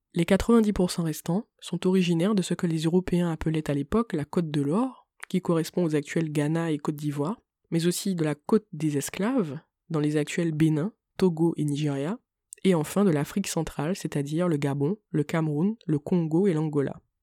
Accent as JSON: {"language": "French", "country": "Martinique", "said": "je suis une Martiniquaise"}